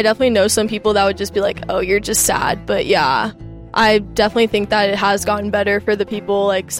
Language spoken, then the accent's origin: English; Cyprus; moved away as an adult; now in Austin, United States; I am a freshman here at UT. I'm from Cyprus, and I'm a math major here.